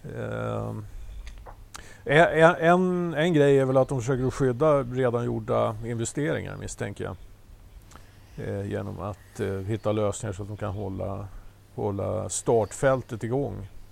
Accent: Solna, Stockholm County, Sweden; accent: Solna dialect; vi, som kommer från Solna, vi låter så här.

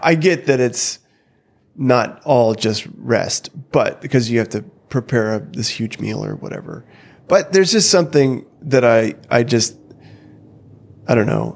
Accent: North Dakota, United States; growing up in North Dakota

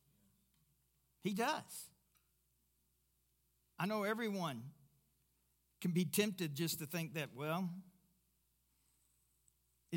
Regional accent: Kentucky, United States; I'm from Kentucky

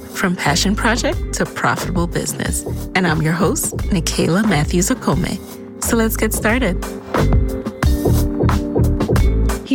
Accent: Jamaica; I'm Jamaican

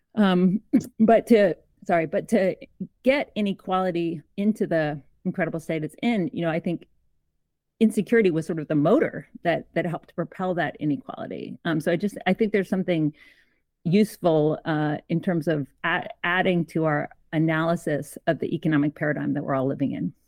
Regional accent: Georgia, United States; also born or lived in Canada; I'm Canadian. I grew up in Georgia, so in the American South, but I'm Canadian

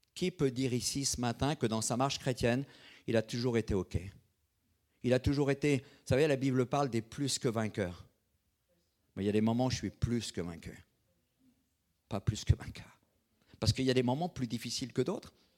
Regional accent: Brittany, France; je suis bretonne. Je suis breton

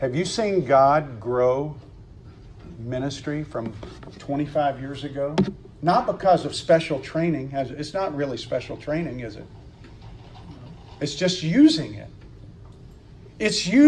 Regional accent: Mississippi, United States; I'm from Mississippi

